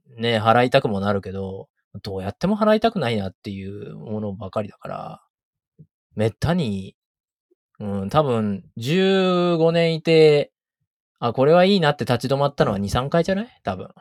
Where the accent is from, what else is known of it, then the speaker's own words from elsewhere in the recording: Tokyo, Japan; moved away as an adult; now in New York, United States; むしろ東京生まれ東京育ちなんだけど